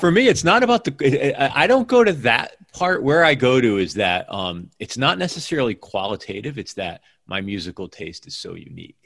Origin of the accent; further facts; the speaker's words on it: Northeast, United States; moved away as an adult; also born or lived in New York; now in Seattle, United States; I grew up in the Northeast